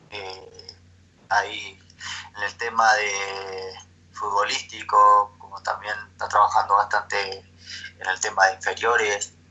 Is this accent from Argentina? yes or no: yes; Argentina; moved away as an adult; now in Ecuador; hoy acá en el club eh, somos siete argentinos